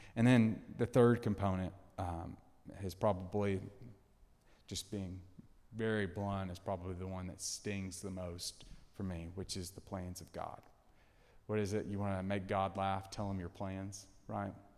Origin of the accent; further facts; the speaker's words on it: Tennessee, United States; moved away as an adult; now in Texas, United States; I'm from Tennessee. All my family's in Tennessee.